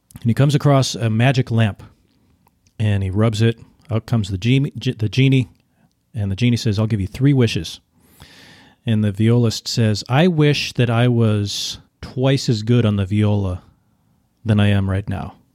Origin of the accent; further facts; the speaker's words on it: Minnesota, United States; I grew up in Minnesota